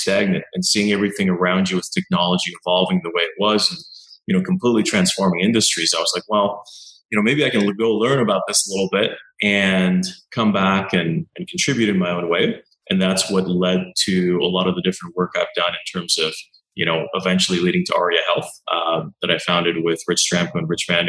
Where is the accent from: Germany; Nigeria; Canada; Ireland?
Canada; Montreal, Quebec; moved away as an adult; also born or lived in California / British Columbia; now in Vancouver, Canada; I grew up in Montreal